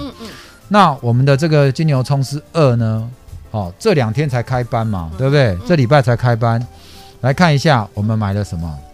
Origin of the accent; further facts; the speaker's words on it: Taipei, Taiwan; also born or lived in San Francisco, United States; 我就在合江街夜市长大的